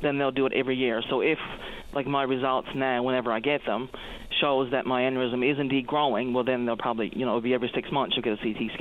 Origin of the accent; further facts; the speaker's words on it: Marystown, Newfoundland and Labrador, Canada; I'm from the Marystown area